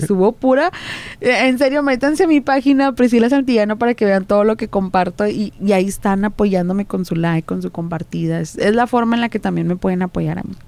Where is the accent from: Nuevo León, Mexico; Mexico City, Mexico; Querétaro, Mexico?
Nuevo León, Mexico; Juárez; los que somos de aquí en Monterrey, este, pues yo hablo de que soy de, de Juárez